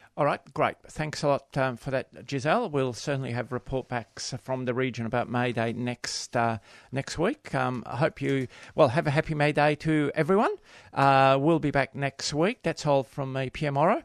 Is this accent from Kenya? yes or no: no; Australia; we are Australian